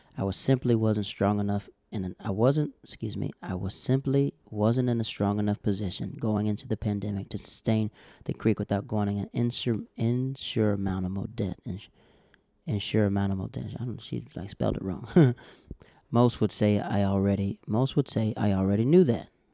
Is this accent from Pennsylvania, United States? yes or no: no; Florida, United States; We're from Florida